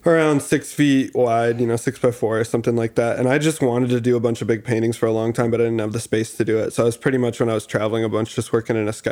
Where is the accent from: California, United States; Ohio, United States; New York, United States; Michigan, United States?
Michigan, United States; Grand Rapids; also born or lived in Detroit; growing up in Grand Rapids too and the Midwest